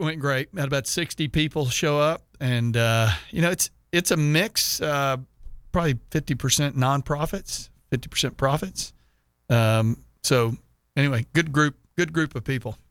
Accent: Sugar Land, Texas, United States; moved away; I'm from Sugar Land.

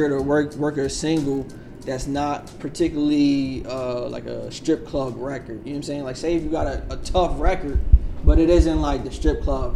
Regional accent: New Jersey, United States; I'm from Jersey

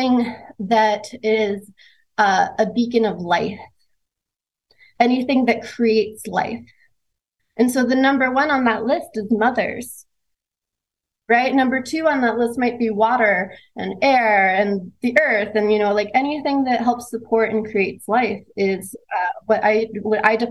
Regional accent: Southern California, United States; I grew up in Southern California

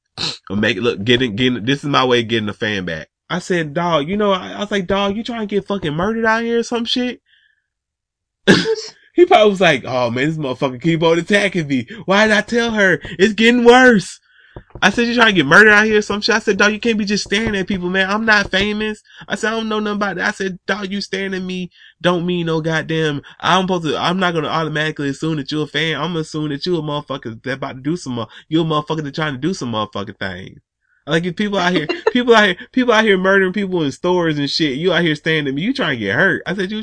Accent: Atlanta, Georgia, United States; Like, man, I'm from Atlanta, man.

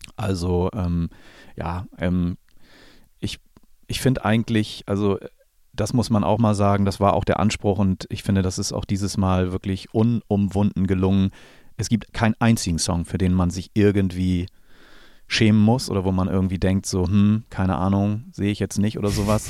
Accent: Germany; ich bin hier in der Gegend groß geworden

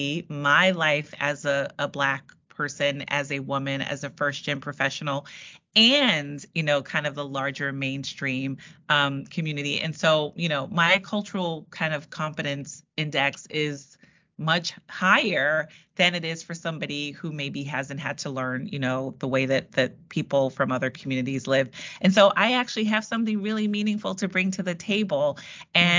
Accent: New York City, New York, United States; I am a proud native New Yorker

